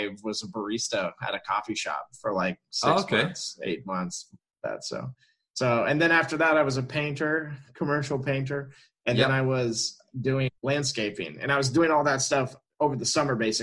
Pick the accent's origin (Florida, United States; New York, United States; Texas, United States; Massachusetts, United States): Florida, United States; Orlando; I was born and raised in Orlando, Florida